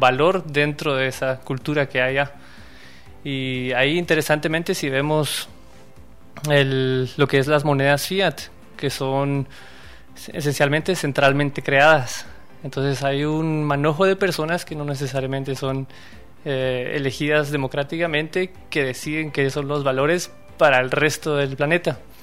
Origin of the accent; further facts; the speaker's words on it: Quetzaltenango, Guatemala; originario de Quetzaltenango